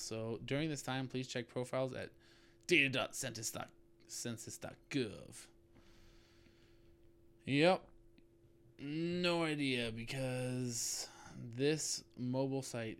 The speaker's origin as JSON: {"language": "English", "region": "California", "country": "United States", "moved": "yes", "said": "I'm from California"}